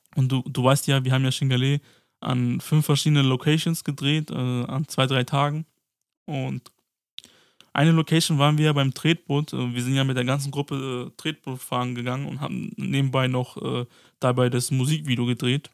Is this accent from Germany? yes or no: yes; Mainz, Rhineland-Palatinate, Germany; aus Mainz